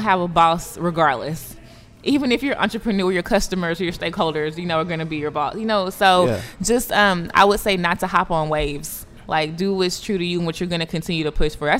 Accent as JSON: {"language": "English", "region": "East Texas", "country": "United States", "tie": "born or raised there", "said": "when I grew up in East Texas, the high school that I went to was half African-American, half Caucasian"}